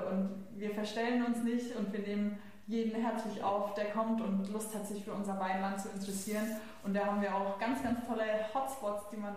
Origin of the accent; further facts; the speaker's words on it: Bavaria, Germany; Und wenn ich einen Boxbeutel sehe, dann, dann denke ich an meine Heimat, an Familie, an Freunde, an Spaß, an Weinfeste.